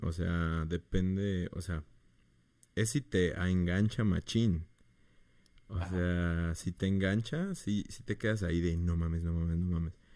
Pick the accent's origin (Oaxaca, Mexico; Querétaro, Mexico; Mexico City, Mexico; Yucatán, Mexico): Yucatán, Mexico; Mérida; Yo soy de Mérida